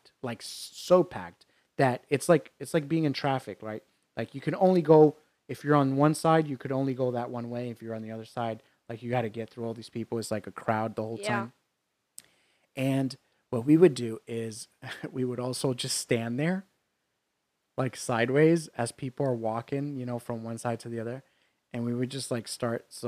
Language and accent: English; New York, United States; When I was in high school, in growing up in New York